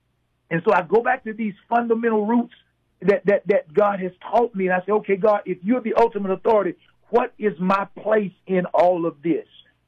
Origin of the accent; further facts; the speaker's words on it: Southern United States, United States; Again, I grew up in the South. You know, I saw a lot of things happening.